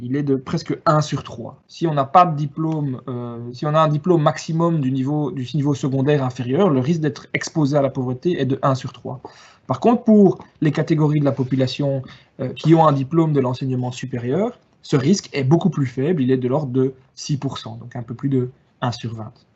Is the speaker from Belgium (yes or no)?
yes; Wallonia, Belgium; je suis originaire de Wallonie